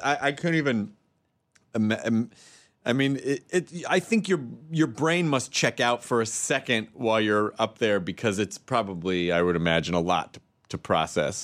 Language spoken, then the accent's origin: English; Tennessee, United States; I'm from Tennessee